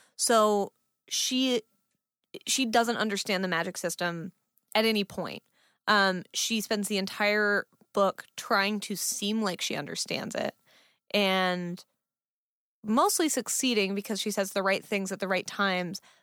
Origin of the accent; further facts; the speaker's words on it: Fremont, California, United States; I grew up in Fremont, which is a city in California